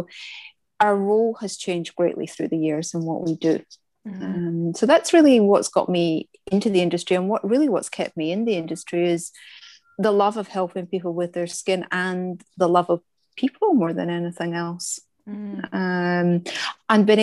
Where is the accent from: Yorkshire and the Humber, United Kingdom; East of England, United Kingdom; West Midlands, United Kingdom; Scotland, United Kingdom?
Scotland, United Kingdom; moved away as an adult; now in Australia; as you can probably hear by the accent, I'm from Scotland. I've been in Australia about 23 years